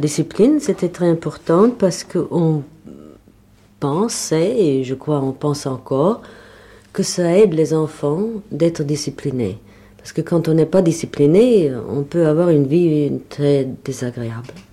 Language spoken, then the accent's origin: French; Berlin, Germany; French is a second language; moved away as an adult; je suis née à Berlin